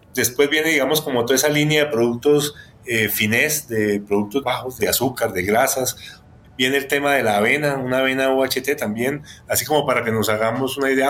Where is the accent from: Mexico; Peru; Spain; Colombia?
Colombia; somos colombianos